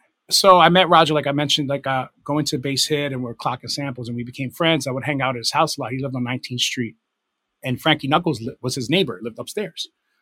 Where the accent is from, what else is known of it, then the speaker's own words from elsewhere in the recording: United States; a big portion of my 20s in that time was being English, like being this American DJ in England and like running around London, man